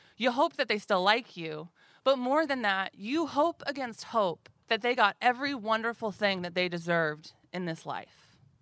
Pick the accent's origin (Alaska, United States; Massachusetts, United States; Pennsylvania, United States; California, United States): Alaska, United States; Anchorage; growing up in Anchorage in the eighties and nineties